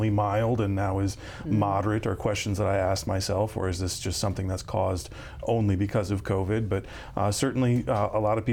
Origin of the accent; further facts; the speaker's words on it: Vermillion, South Dakota, United States; now in Watertown, United States; I was born and raised in Vermilion and got out of the Midwest for a little bit